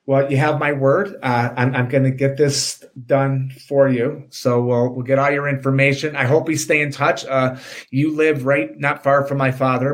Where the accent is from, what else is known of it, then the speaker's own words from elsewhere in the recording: Oak Park, United States; we grew up in Oak Park